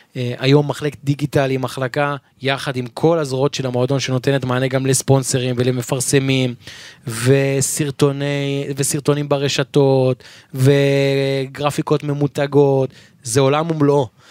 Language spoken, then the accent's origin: Hebrew; Givatayim, Tel Aviv District, Israel; גדלתי בשכונת בורחוב בגבעתיים